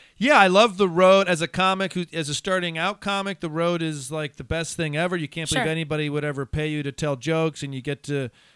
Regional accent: Ann Arbor, Michigan, United States; moved away; I'm from Ann Arbor.

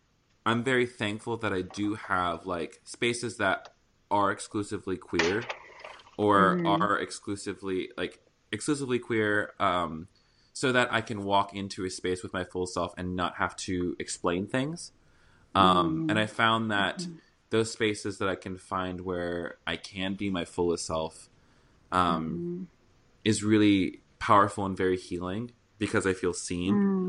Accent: the South, United States; accent: Southern; And I'm from the South also, so I used to talk like that, people. So I'm not classist. I'm just Southern.

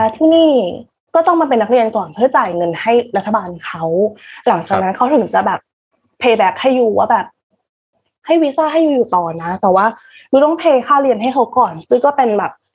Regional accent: Thailand; moved away as an adult; also born or lived in Manila, Philippines; now in United Kingdom; เราเรียนโรงเรียนไทยมาตลอดนะคะเพื่อนที่มีก็คือเพื่อนคนไทยปกติ

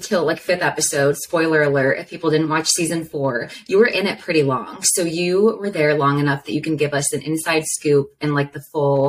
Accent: Ohio, United States; moved away as an adult; also born or lived in East Coast; when I first got here, I'm from Ohio

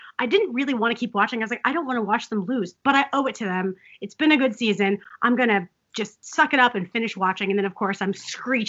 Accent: Missouri, United States; growing up in Missouri

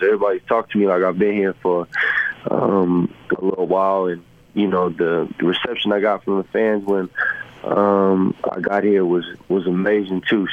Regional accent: San Antonio, Texas, United States; moved away as an adult; also born or lived in Columbia, Missouri / Los Angeles / Cleveland; now in Utah, United States; I'm from San Antonio, Texas.

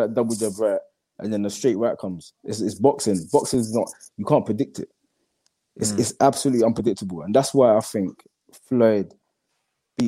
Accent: London, United Kingdom; where I grew up in East London

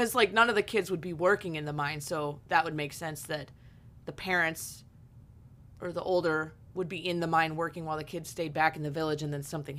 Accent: Pennsylvania, United States; I come from Northwestern Pennsylvania. So it's a very big railroad, train centric area, coal mining.

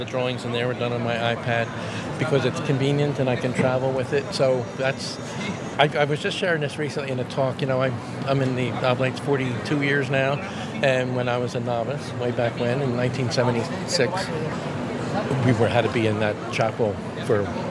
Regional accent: Philadelphia, Pennsylvania, United States; I'm from Philadelphia, as I mentioned earlier. That's where I grew up

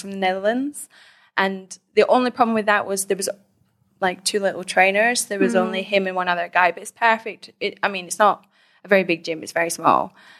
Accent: Scotland, United Kingdom; now in Thailand; Yep, I'm from Scotland and I currently live in Thailand, have done for like the last 3 years, on and off.

